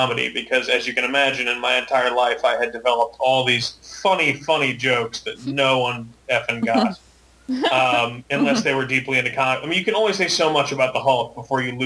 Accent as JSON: {"language": "English", "region": "Maine", "country": "United States", "tie": "born or raised there", "said": "I grew up in Maine"}